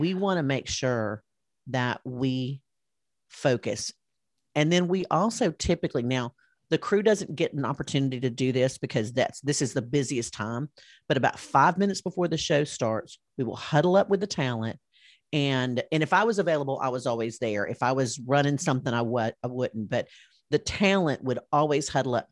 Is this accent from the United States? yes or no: yes; Alabama, United States; they all knew I was from Alabama